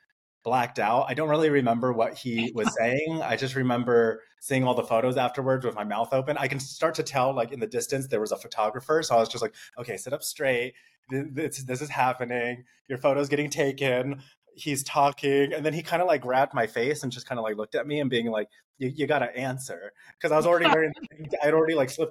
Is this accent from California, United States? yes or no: yes; Rancho Cucamonga, California, United States; I was born and raised in Rancho Cucamonga, just like 30 minutes from there